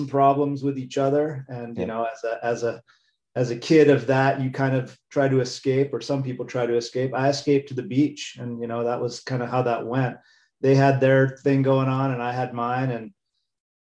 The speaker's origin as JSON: {"language": "English", "region": "Hawaii", "country": "United States", "tie": "born or raised there", "also_born_or_lived": "New York / San Francisco Bay Area", "moved": "as an adult", "lives_now": "Bay Area, California, United States", "said": "I was born in New York. We moved to Hawaii when I was 7 years old. So I pretty much consider myself a local boy"}